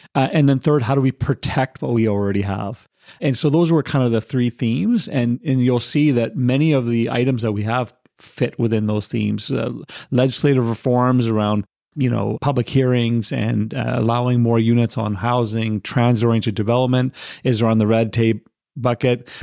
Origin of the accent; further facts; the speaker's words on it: Victoria, British Columbia, Canada; moved away as an adult; now in North Delta, Canada; I grew up in Victoria and I moved over here in about 2004.